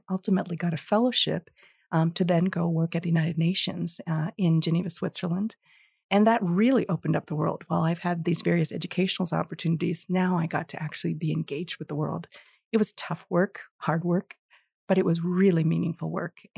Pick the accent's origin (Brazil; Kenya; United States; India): India; born there; moved away; I was born in India and I think coming from a, a different place and coming here as an immigrant, I've always had an interest in all things international.